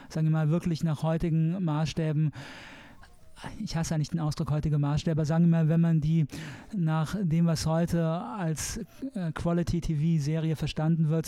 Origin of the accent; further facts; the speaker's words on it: Saarland, Germany; als Saarländer, ich meine alle katholischen